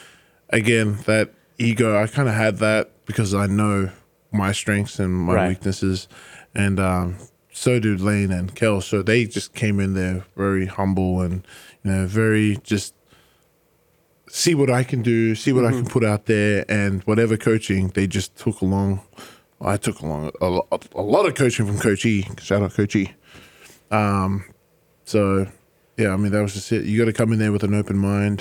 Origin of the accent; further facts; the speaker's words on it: Australia; moved away as an adult; now in Philadelphia, United States; Where I grew up in Australia